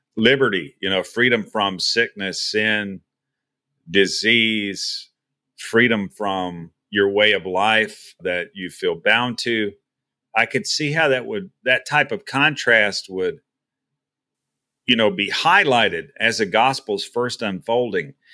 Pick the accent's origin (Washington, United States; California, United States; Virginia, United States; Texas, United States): Texas, United States; moved away as an adult; I'm from, I was, you know, born and raised in Texas